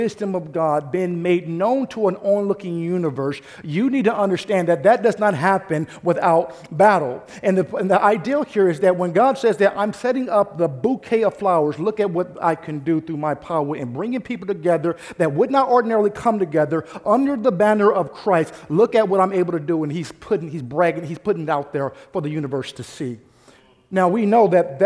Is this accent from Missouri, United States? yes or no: yes; St. Louis, Missouri, United States; now in Bay Area, United States; I'm from St. Louis, Missouri